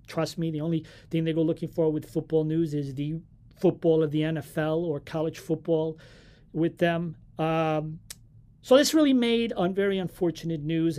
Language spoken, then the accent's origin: English; Arcos de Valdevez, Viana do Castelo, Portugal; my hometown team from Ath-, Atletico Valverde, Atletico dos Arcos